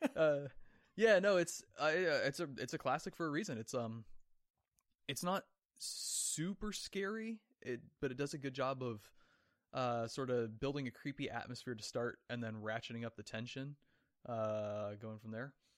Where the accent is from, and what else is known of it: Oregon, United States; born or raised there; moved away